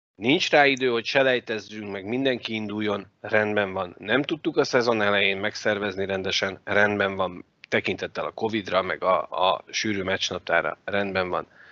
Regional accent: Hungary; magyarok vagyunk

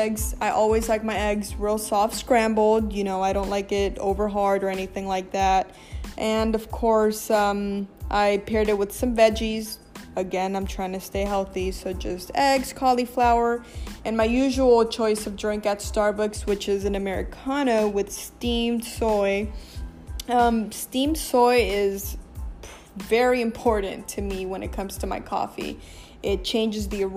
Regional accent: Los Angeles, California, United States; I am born and raised in Los Angeles

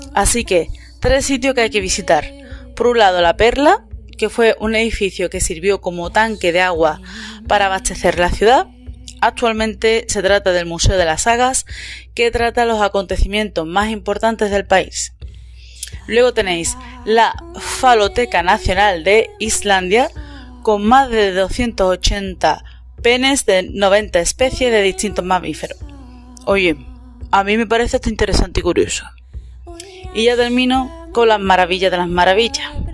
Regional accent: Andalusia, Spain; moved away; also born or lived in Scotland; yo que vengo del sur de España

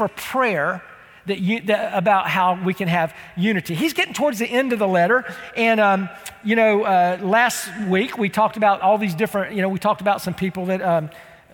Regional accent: United States; I'm from Polk County

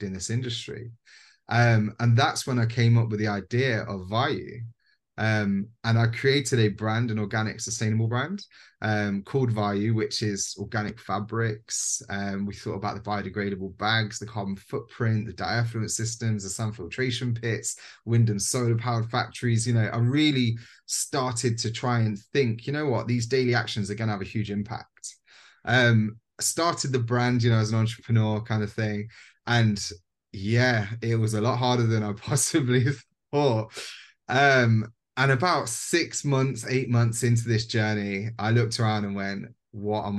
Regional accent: Leicester, East Midlands, United Kingdom; I went up to Leicester, you know, my hometown

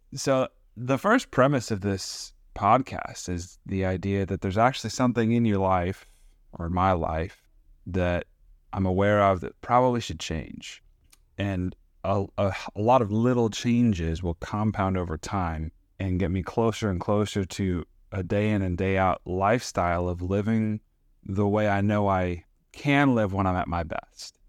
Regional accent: United States; as an American citizen with a nice paying job

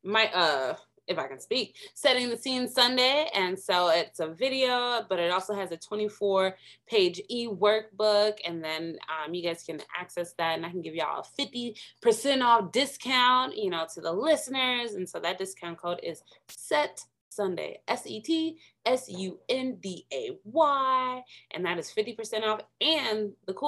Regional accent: Minnesota, United States; moved away as an adult; I'm from Minnesota, because, you know, left the cold in Minnesota.

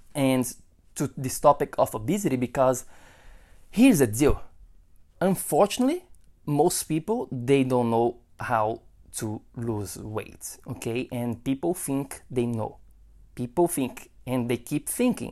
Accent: Brazil; moved away; I am from Brazil

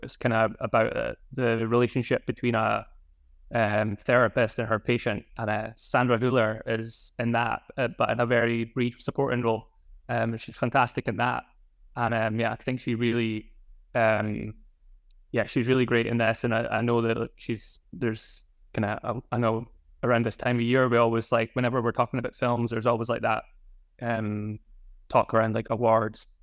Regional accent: Scotland, United Kingdom; Scottish, growing up in Scotland

